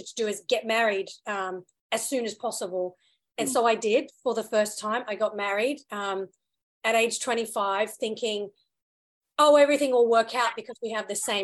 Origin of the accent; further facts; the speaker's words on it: Australia; also born or lived in United Kingdom / India (heritage); I was born in the UK, moved to Australia when I was around 8 and did all my school and college and, you know, very formative years growing up there.